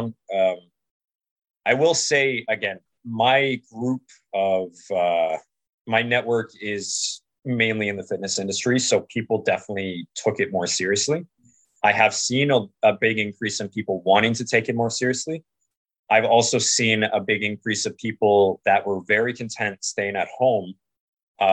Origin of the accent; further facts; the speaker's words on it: Canada; I'm from Canada